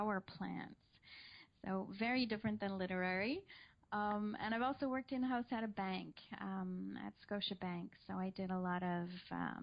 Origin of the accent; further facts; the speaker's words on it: Canada; also born or lived in Ottawa; I'm Canadian. I live and work in Ottawa in Canada.